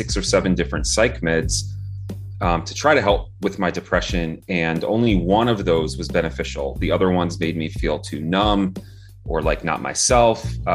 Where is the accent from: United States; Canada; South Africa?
United States; New Jersey; I was born and raised in New Jersey